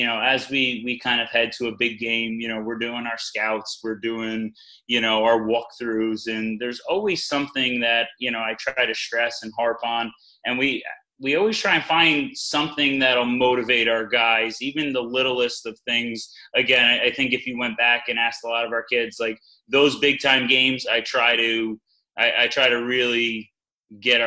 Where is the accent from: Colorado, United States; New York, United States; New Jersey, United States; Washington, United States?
New Jersey, United States; Saddle Brook; I did a year at my hometown of Saddle Brook with Coach Galenius